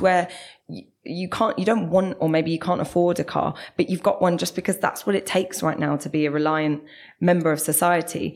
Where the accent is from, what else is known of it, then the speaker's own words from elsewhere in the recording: London, United Kingdom; moved away as an adult; now in Manchester, United Kingdom; as you might be able to tell, I'm from South London